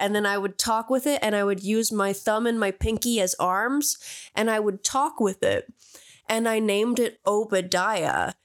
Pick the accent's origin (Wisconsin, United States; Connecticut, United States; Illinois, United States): Connecticut, United States; Barahac area; born or raised there